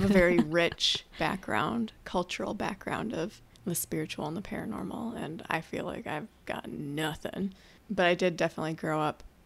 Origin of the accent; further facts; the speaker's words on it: Minnesota, United States; in Minnesota, in the cold northern United States. Born and raised